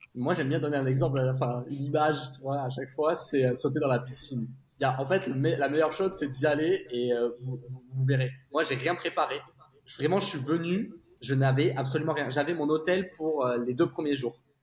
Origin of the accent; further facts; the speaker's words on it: south of France, France; moved away as an adult; now in Singapore; on est originaire du sud de la France